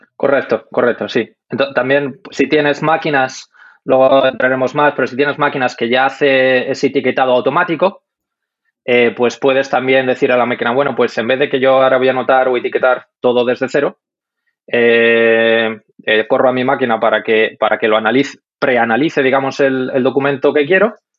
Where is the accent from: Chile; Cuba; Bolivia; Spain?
Spain; Madrid, Community of Madrid; moved away as an adult; also born or lived in Denmark; now in Munich, Germany; yo soy de Madrid